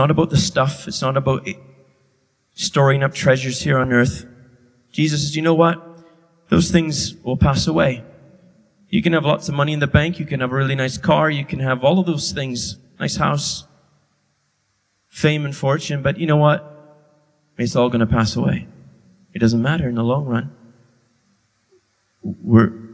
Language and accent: English; Canada; now in England, United Kingdom; I'll always be Canadian